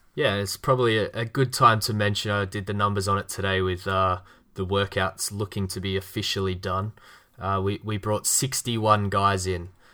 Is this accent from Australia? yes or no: yes; Australia; accent: Australian; my Australian accent